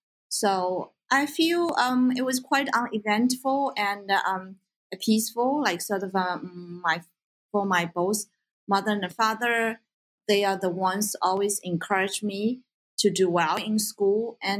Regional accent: Suzhou, Jiangsu, China; English is a second language; moved away as an adult; also born or lived in Beijing, China / Pittsburgh, United States; now in United States; I was born raised in Suzhou, actually a very beautiful city in China.

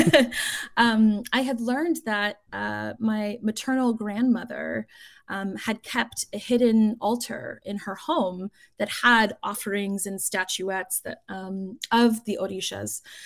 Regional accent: South Florida, United States; the daughter of Cuban exiles growing up in South Florida

